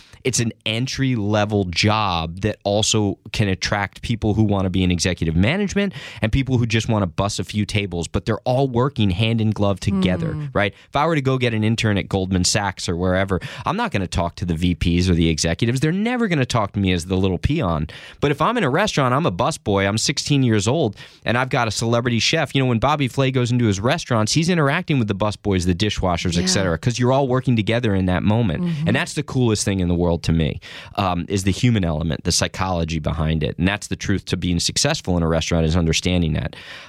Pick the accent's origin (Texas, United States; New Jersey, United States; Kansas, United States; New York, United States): New Jersey, United States; I grew up in Jersey, right? Mm-hmm. So I'm from this area, and I went to a small liberal arts college up in Maine